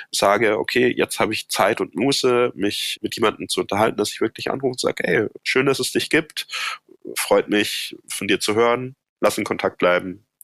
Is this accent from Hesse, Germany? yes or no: no; Baden-Württemberg, Germany; Ja, ich komme ja aus dem Badischen ursprünglich und da gibt's ein Sprichwort